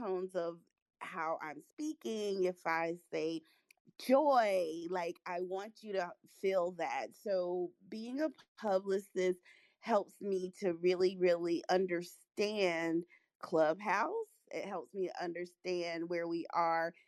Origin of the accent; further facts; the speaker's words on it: North Carolina, United States; also born or lived in Hollywood, California; My family moved over to North Carolina, which is where I grew up and I reside